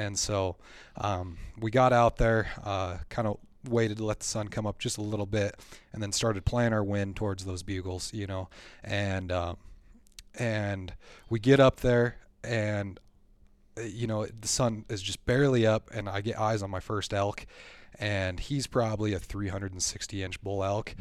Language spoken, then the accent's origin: English; Black Hills, South Dakota, United States; I grew up here in the Black Hills area. I've lived here my whole life